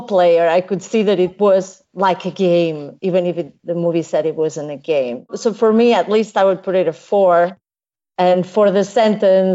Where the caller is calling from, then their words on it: Barcelona, Catalonia, Spain; I'm calling from Barcelona